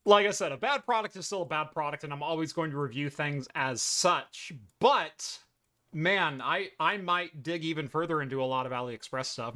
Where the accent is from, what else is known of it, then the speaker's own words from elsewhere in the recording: Eugene, Oregon, United States; I grew up in the Eugene Springfield metro area, um, of Oregon.